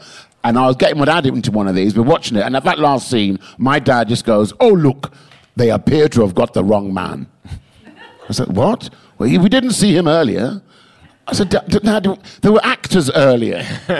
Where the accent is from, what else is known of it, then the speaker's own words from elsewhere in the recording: England, United Kingdom; Well, yeah, because I spent too many years being so English.